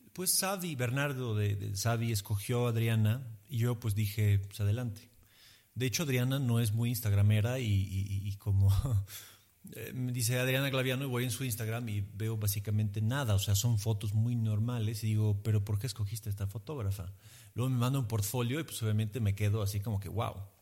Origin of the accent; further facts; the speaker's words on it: Emilia-Romagna, Italy; Spanish is a second language; moved away as an adult; now in Mexico City, Mexico; fuera de mi tierra de Emilia